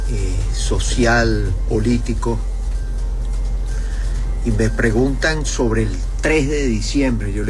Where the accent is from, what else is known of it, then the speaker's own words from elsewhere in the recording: Venezuela; de los que somos venezolanos